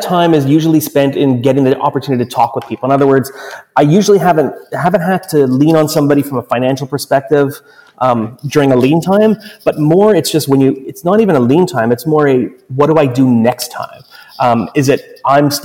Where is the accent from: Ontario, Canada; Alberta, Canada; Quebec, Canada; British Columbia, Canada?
Quebec, Canada; Montreal; Montreal, my hometown